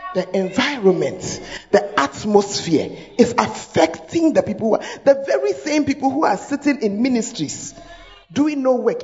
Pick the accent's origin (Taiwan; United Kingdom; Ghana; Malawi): Ghana; Accra, Greater Accra; moved away; I'm from Accra, but I left it about 30 years ago